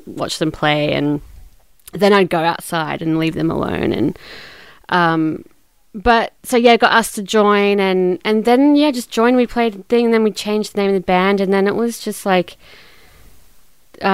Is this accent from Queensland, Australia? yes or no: yes; Toowoomba, Queensland, Australia; moved away as an adult; also born or lived in Brisbane; I grew up in Toowoomba, and I moved to Brisbane to study film at the Queensland College of Art